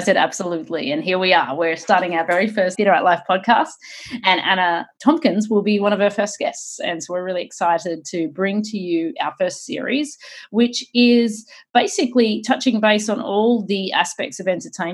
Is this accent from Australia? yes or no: yes; Australia; moved away; also born or lived in Sydney; I'm originally from Australia.